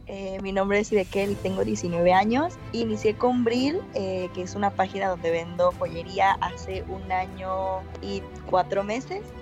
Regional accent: Coatzacoalcos, Veracruz, Mexico; also born or lived in Boca del Río; yo soy de aquí, de Coatzacoalcos

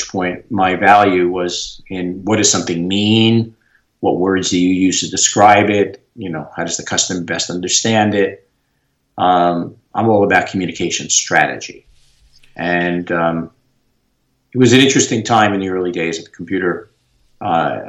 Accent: New York, United States; I'm a New Yorker, tried and true

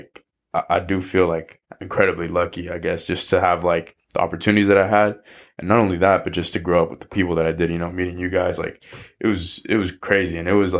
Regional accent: Marin, California, United States; also born or lived in Canal / Richmond; growing up in Marin, bro, like I feel like I was just growing up in a bubble. You know, especially being a person of color.

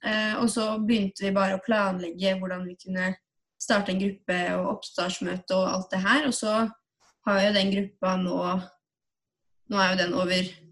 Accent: Tønsberg, Vestfold, Norway; moved away as an adult; now in Oslo, Norway; Jeg kommer fra Tønsberg, ikke så langt unna Oslo

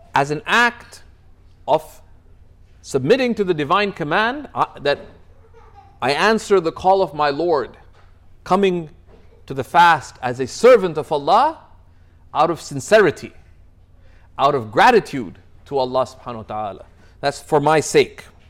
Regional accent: Toronto, Ontario, Canada; I come from Toronto

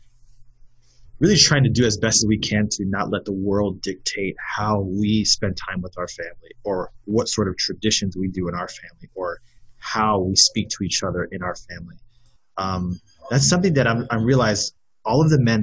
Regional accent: West Valley, Arizona, United States; also born or lived in South Bend, Indiana; growing up in the West Valley and having friends that had gone to St. Mary's

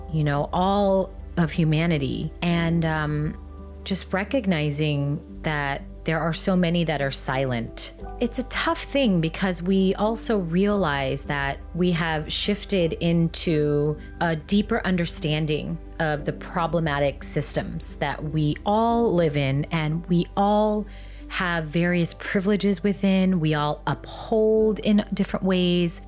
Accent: United States; now in New York, United States; I'm American

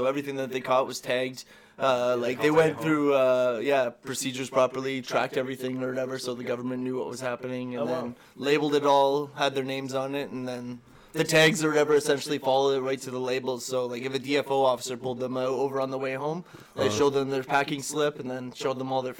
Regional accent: Ontario, Canada; Went there or whatever just because, I came from Ontario, so.

